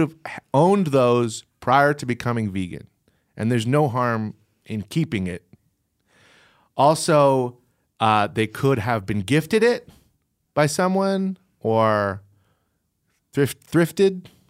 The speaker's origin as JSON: {"language": "English", "region": "Virginia", "country": "United States", "tie": "born or raised there", "moved": "yes", "said": "I grew up in Virginia"}